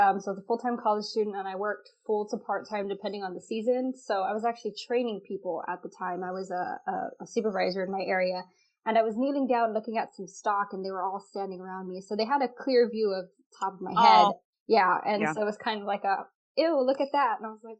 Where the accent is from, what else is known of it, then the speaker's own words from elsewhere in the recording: Texas, United States; I'm 25 right now. Yes. I do live in Texas. I know I don't really sound like it, but I'm from Texas.